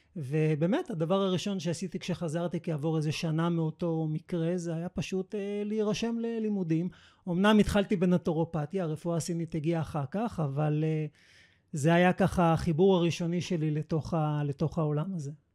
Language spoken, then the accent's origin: Hebrew; Israel; שבאתי מישראל